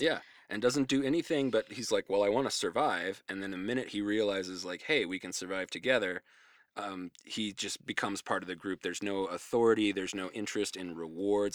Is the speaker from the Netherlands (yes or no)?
no; New Mexico, United States; growing up in New Mexico